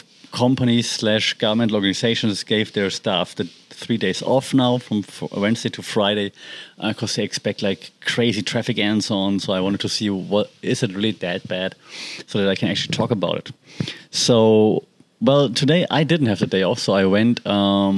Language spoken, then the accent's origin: English; Germany; accent: German; English is a second language; now in Thailand; I'm German, as you know and can guess from my accent